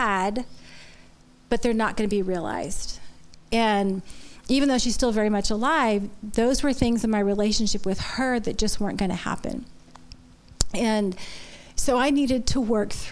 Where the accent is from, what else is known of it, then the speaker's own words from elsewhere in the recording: Florida, United States; moved away; also born or lived in Boston; I was born and raised in Florida